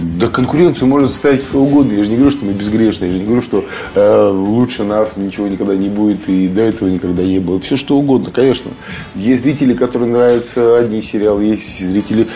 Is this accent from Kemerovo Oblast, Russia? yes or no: yes; Kemerovo, Kemerovo Oblast, Russia; moved away as an adult; also born or lived in Saint Petersburg; возвращались домой в Кемерово